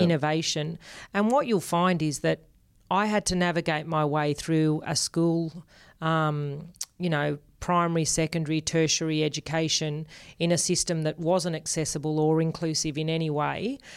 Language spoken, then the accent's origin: English; Sydney, New South Wales, Australia; born or raised there; accent: Australian; first language Spanish; English is a second language